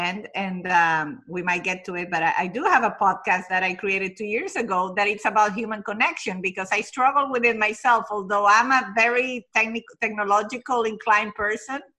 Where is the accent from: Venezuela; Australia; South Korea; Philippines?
Venezuela; now in United States; I was born and raised in Venezuela, but my family is Italian